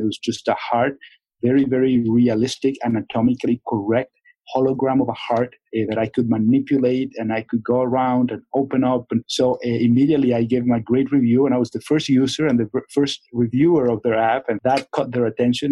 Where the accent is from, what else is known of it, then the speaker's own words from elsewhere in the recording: Venezuela; moved away; I'm from Venezuela